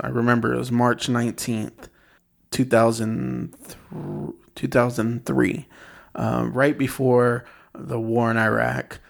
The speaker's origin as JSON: {"language": "English", "town": "San Bernardino", "region": "California", "country": "United States", "tie": "born or raised there", "also_born_or_lived": "Texas", "lives_now": "Los Angeles, United States", "said": "I grew up in San Bernardino. I grew up"}